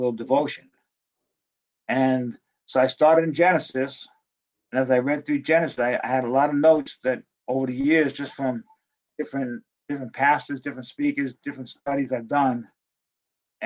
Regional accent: Dumont, New Jersey, United States; because I grew up in New Jersey, I was a Giants fan

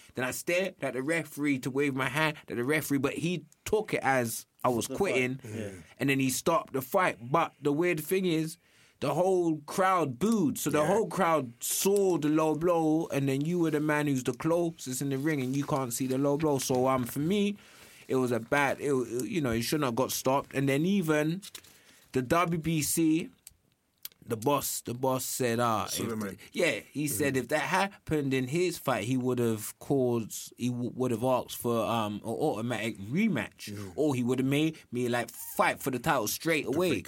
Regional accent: United Kingdom; I'm British.

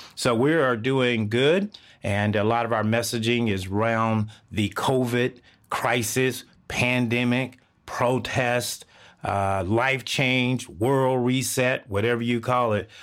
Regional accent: Texas, United States; I grew up in the South of the United States, Texas.

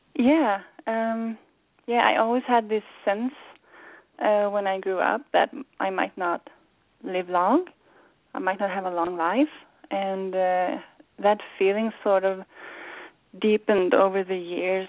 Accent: Sweden; moved away as an adult; now in United States; growing up in Sweden and arriving in the U.S.

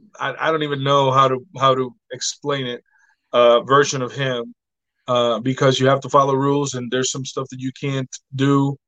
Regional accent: Puerto Rico; Dynamo Pro was when I came from Puerto Rico and I started wrestling back.

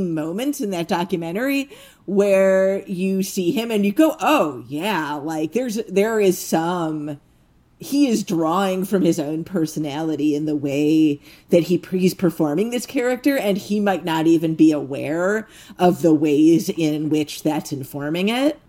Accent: United States; as an American

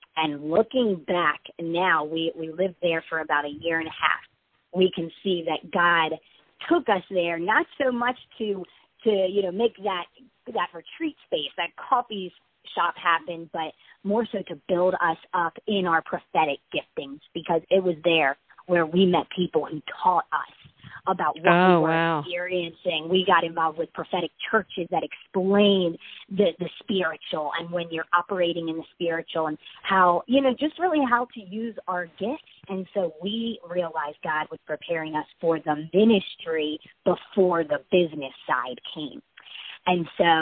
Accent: Baltimore, Maryland, United States; moved away as an adult; now in Nashville, United States; we're from Maryland, around the Baltimore area. So we're, all of our family is from Maryland, all of our friends.

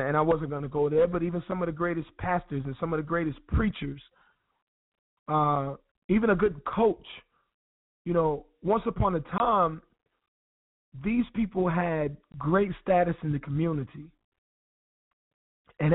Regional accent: Wilson, North Carolina, United States; moved away; Wilson, NC. That's my home

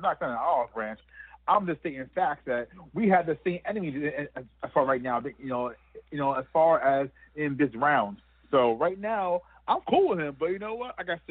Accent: Montclair, New Jersey, United States; my hometown here in New Jersey, in Montclair, New Jersey.

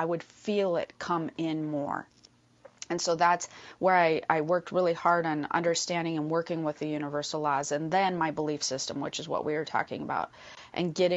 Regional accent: Midwest, United States; moved away; we come from the Midwest

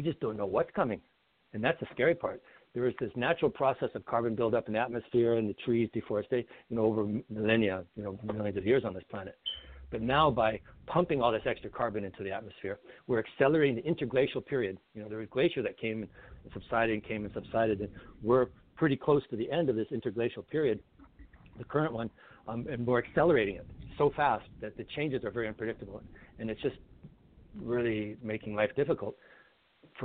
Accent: Old Crow, Yukon, Canada; Old Crow, where I grew up in Yukon

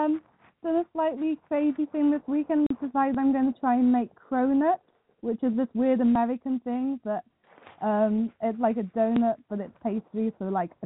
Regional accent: United Kingdom; accent: British

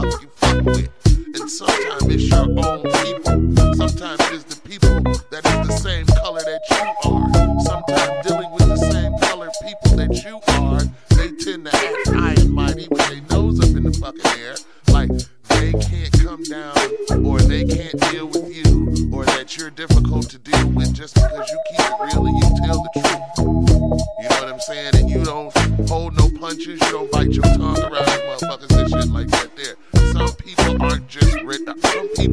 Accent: United States; I'm from America

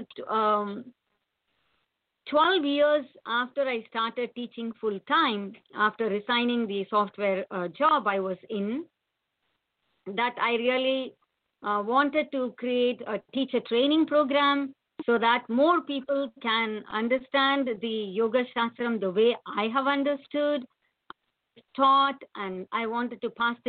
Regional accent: India; moved away as an adult; now in United States; I worked for some years in my home country, which is India, but rightly called Bharatam. And then I got a software job, came to United States

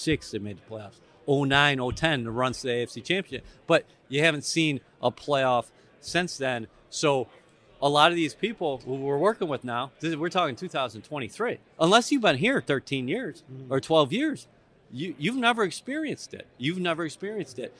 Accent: Buffalo, New York, United States; I grew up in Buffalo. That's a one newspaper town, the Buffalo News.

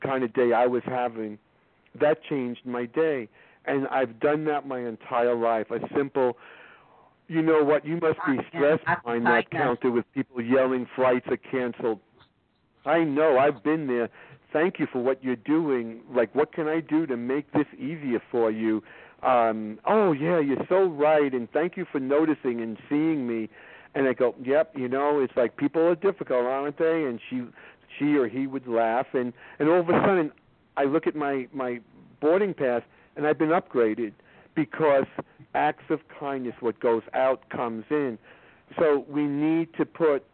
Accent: New York, United States; I'm a liberal Democrat from New York

